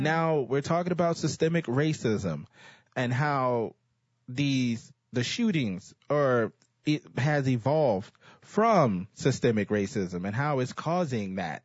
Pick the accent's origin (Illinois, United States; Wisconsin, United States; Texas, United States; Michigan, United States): Texas, United States; I'm a Texan. Dallas is in my backyard